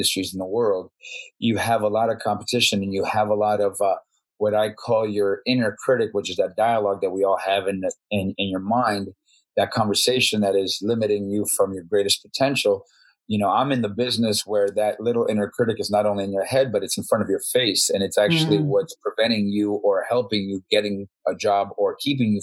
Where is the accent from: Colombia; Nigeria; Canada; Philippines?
Colombia; Bogotá; now in Las Vegas, United States; I grew up in Bogota, Colombia